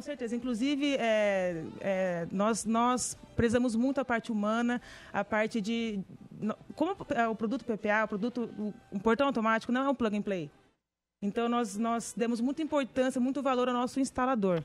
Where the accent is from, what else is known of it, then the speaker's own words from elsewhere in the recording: Garça, São Paulo, Brazil; nós somos de Garça, interior de São Paulo, uma cidadezinha muito bonita.